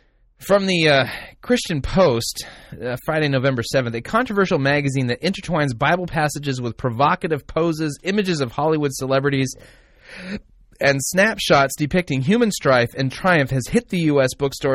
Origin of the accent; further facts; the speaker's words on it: Sweden; Yeah, I'm from Sweden.